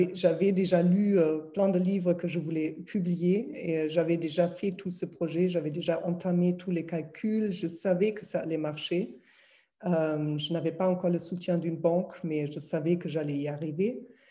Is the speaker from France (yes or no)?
no; Berlin, Germany; French is a second language; moved away; je suis, comme vous entendez certainement, je suis allemande, donc née à Berlin